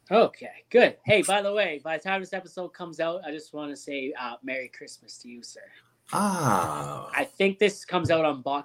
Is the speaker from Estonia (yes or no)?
no; Ontario, Canada; moved away; we're from Ontario.